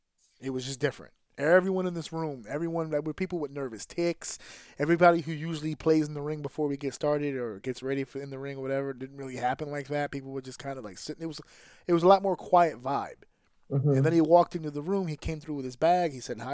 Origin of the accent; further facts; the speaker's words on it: New York, United States; but to us as a New Yorker, and for everybody who was in that building from New York